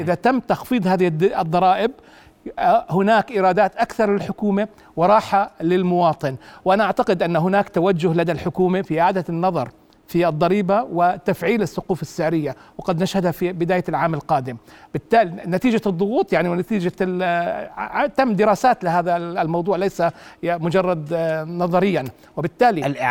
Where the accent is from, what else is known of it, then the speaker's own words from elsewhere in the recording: Jordan; عندنا بالأردن